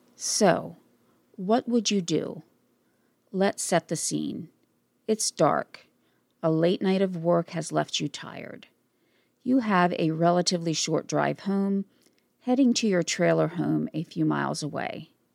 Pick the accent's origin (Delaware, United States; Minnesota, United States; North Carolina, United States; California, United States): Delaware, United States; also born or lived in New York / Wilmington, Delaware; I was literally the only Delawarean there.